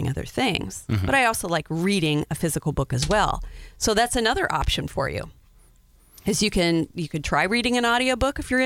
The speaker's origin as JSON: {"language": "English", "region": "Wyoming", "country": "United States", "said": "I'm from Wyoming. It's Du Bois"}